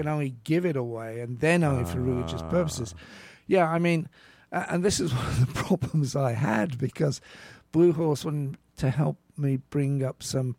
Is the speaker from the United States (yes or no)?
no; United Kingdom; I think what you just talked about my being British, I think helped here.